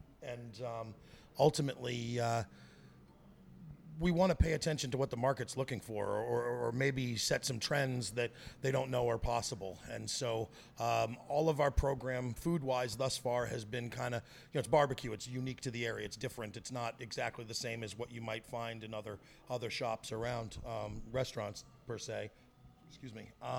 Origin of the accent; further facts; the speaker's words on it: Virginia, United States; also born or lived in Texas; I was born in Texas and raised in Virginia to a military family.